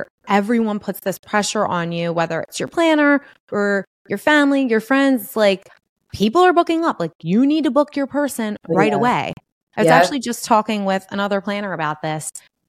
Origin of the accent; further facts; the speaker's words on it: Northeast, United States; we're especially being from the Northeast, like you are very chill.